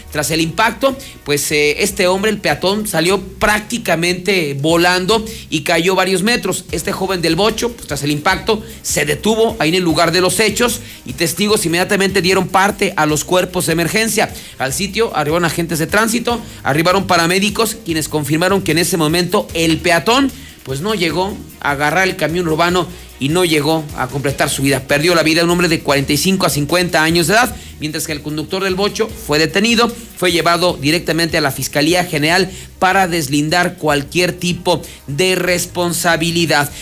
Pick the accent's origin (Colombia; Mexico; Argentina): Mexico; como buenos mexicanos